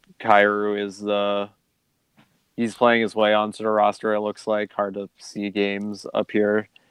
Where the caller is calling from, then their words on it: South Dakota, United States; South Dakota, actually.